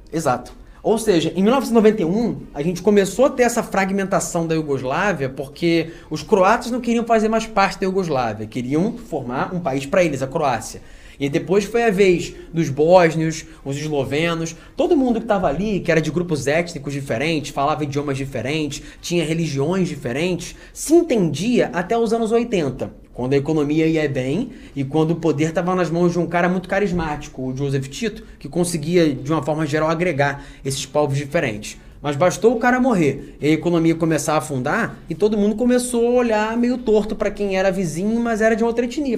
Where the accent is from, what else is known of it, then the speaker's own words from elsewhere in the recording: Brazil; como brasileiro